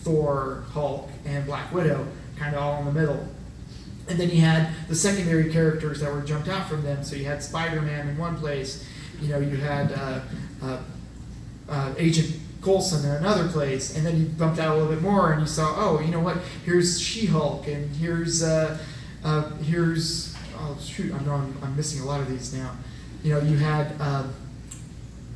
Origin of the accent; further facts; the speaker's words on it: Illinois, United States; now in Texas, United States; I'm originally from Illinois